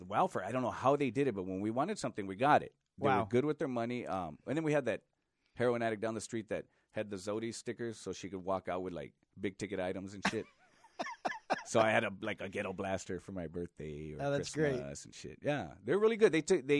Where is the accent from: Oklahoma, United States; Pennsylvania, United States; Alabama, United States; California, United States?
California, United States; Los Angeles; East L.A.